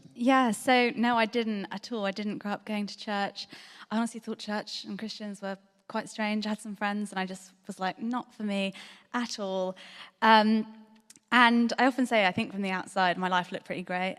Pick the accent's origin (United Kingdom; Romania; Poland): United Kingdom; Bristol, South West England; I grew up in Bristol, I grew up in North Bristol